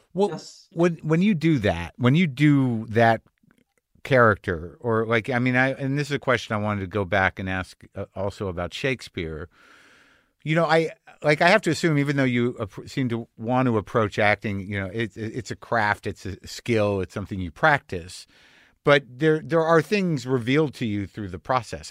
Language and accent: English; United States; as an American